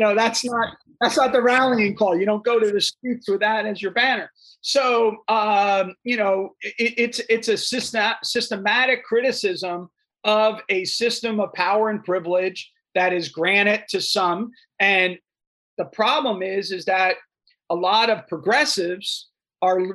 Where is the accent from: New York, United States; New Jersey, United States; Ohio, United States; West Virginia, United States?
New Jersey, United States; I'm a kid from New Jersey